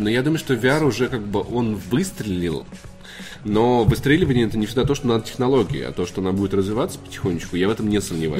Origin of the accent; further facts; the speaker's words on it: Voronezh, Voronezh Oblast, Russia; now in Moscow, Russia; мой родной город Воронеж